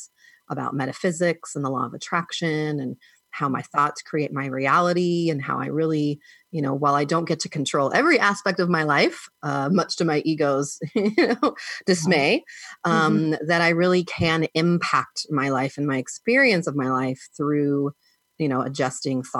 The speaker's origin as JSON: {"language": "English", "region": "Southern California", "country": "United States", "tie": "born or raised there", "also_born_or_lived": "Oregon", "moved": "as an adult", "said": "I grew up in Southern California"}